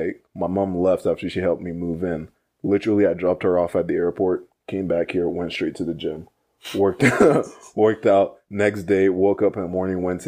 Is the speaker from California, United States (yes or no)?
yes; Morgan Hill, California, United States; also born or lived in Fremont; I moved from my hometown, like in Morgan Hill to Fremont